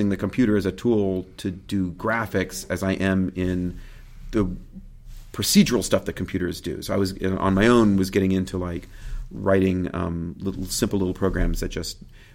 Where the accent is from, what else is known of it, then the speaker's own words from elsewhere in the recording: Kansas City, Missouri, United States; I grew up in Kansas City, Missouri, a beautiful neighborhood, very idyllic